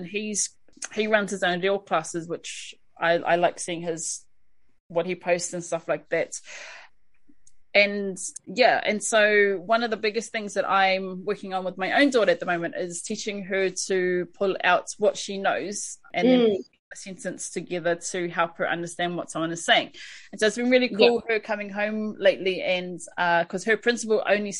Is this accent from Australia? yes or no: yes; Australia; Being in the Gold Coast and being an Aussie, what is there available to our Māori people over there to sort of go on their journey?